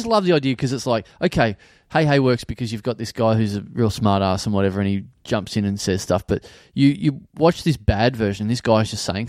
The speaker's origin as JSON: {"language": "English", "town": "Maryborough", "region": "Victoria", "country": "Australia", "tie": "born or raised there", "said": "I grew up in Maryborough, which didn't have 7, 9 or 10."}